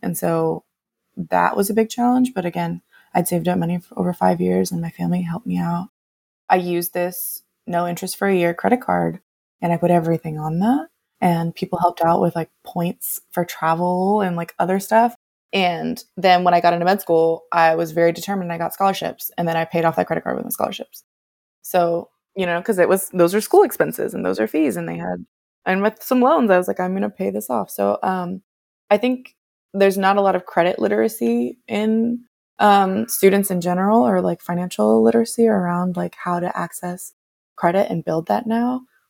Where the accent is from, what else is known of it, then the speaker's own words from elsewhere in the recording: California, United States; The challenge with growing up in the Bay Area and California in general is that the income is too high